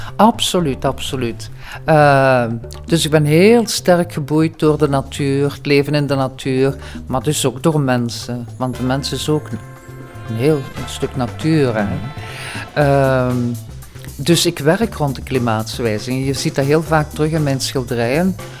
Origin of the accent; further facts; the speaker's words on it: Diepenbeek, Flanders, Belgium; Ik kom uit Diepenbeek